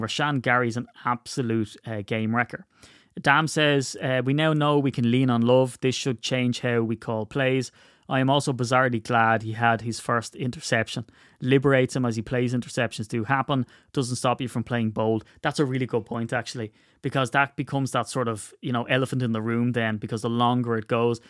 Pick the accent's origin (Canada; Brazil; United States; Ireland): Ireland; I'm Irish